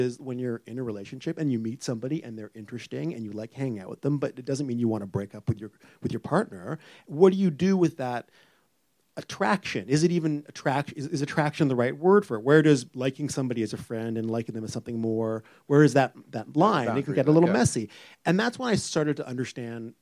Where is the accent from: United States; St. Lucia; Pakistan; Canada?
Canada; Vancouver, British Columbia; moved away as an adult; now in Toronto, Canada; I'm from Vancouver originally.